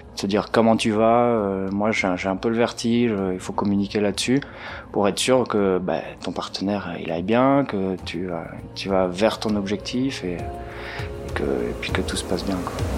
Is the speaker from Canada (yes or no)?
no; Belgium; moved away as an adult; now in Marseille, France; je suis belge